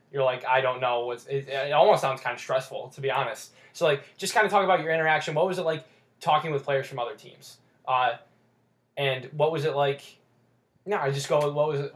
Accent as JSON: {"language": "English", "country": "United States", "tie": "born or raised there", "said": "I was born in the United States, yeah."}